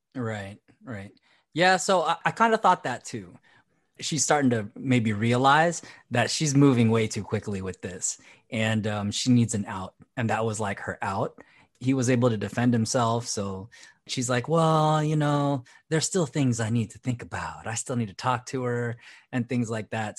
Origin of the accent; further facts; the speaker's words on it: Philippines; as a Filipino, coming from a very religious upbringing